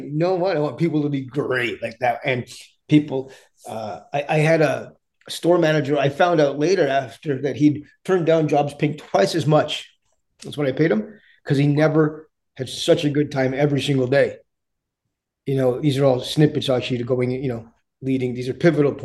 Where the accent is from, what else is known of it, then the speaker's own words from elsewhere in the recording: Canada; English is a second language; also born or lived in India; My parents came to Canada when I was young, and grew up through some challenging spaces initially